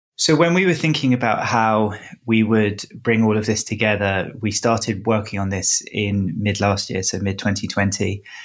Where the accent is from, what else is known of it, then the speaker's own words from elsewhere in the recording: England, United Kingdom; moved away; growing up in England